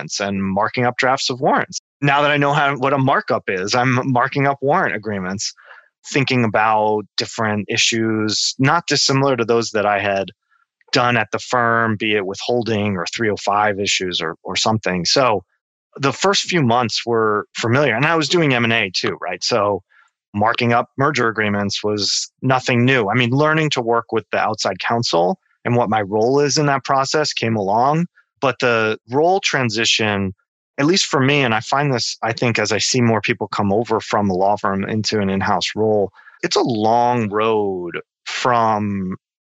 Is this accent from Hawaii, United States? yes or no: no; New Jersey, United States; moved away as an adult; also born or lived in Brooklyn, New York; now in Seattle, United States; I'm from New Jersey, that was where my family was